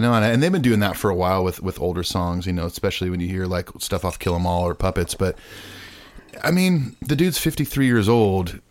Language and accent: English; Southern California, United States; I'm from Southern California